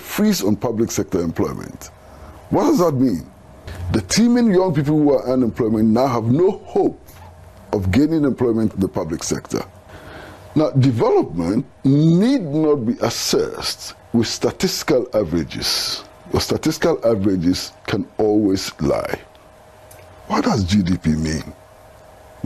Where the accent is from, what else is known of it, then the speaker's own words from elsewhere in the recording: Ghana; I come from Ghana